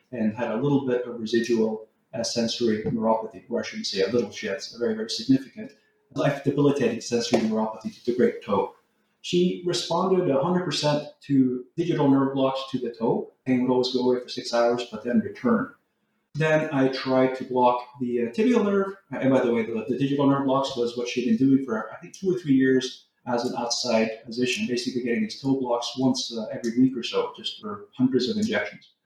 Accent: Texas, United States; moved away as an adult; also born or lived in Norway; now in California, United States; I'm originally from Norway, but moved to Texas when I was fairly young, 10 years old. So more or less, I grew up in the U.S.

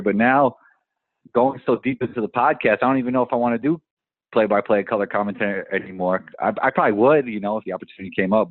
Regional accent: New York City, New York, United States; I grew up in Riverdale in the Bronx

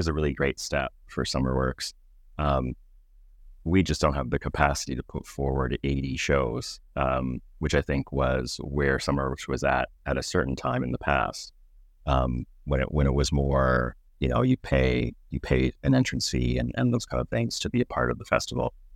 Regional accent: Pittsburgh, Pennsylvania, United States; now in Toronto, Canada; growing up in Pittsburgh, I was born and raised there

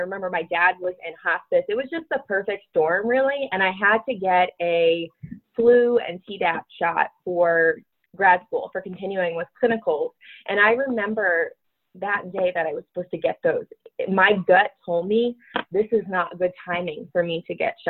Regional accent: Connecticut, United States; also born or lived in Florida; now in Denver, United States; I grew up in Connecticut

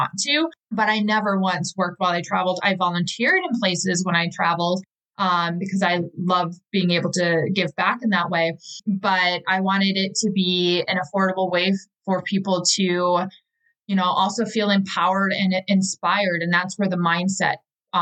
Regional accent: Milwaukee, Wisconsin, United States; I'm from Milwaukee, Wisconsin

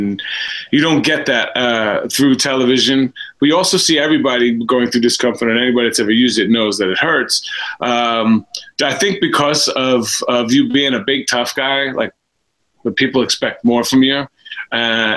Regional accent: New York City, New York, United States; I'm from the Bronx

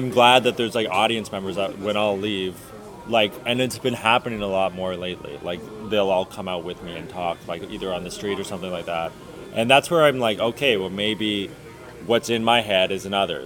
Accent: Oshawa, Ontario, Canada; I'm from Oshawa

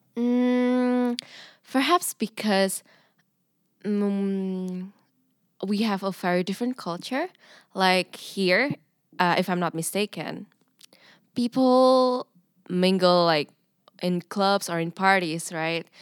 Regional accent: Indonesia; English is a second language; moved away as an adult; now in Nijmegen, Netherlands; I'm an international student, an exchange student from Indonesia.

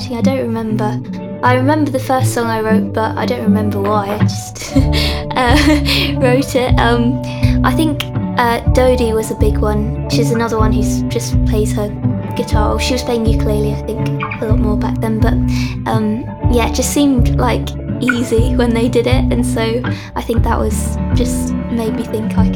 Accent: London, United Kingdom; I grew up in London, still live here, live in the same house I've always grown up in.

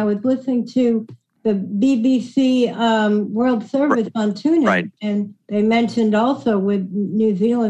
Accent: New York, United States; moved away; I'm originally from New York

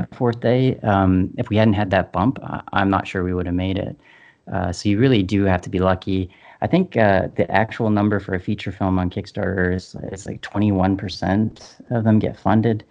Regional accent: Canada; we're Canadian

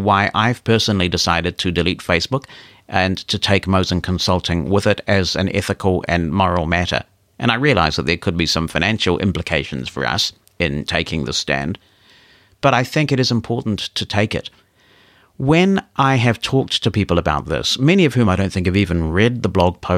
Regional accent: New Zealand; my home country of New Zealand

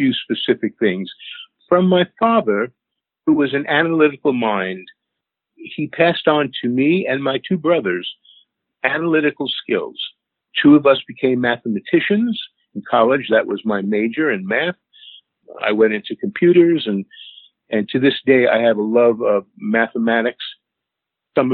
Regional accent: New York City, New York, United States; moved away as an adult; now in Woodstock, United States; I grew up in Queens, Kew Gardens Hills, Queens, New York.

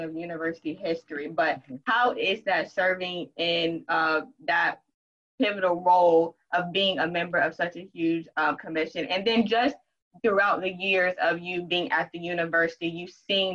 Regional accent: Greenville, South Carolina, United States; I grew up in Greenville, South Carolina

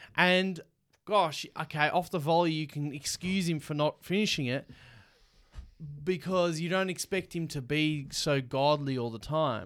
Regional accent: Melbourne, Victoria, Australia; we're from Melbourne

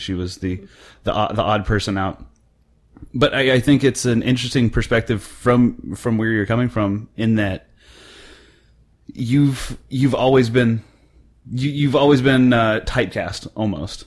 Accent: central Oklahoma, United States; now in North Texas, United States; I grew up in central Oklahoma

